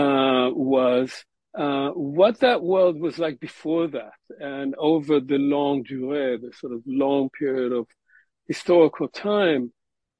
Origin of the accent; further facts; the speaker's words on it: Israel; moved away; I was born in Israel in the 1950s, and I received a regular Israeli Zionist education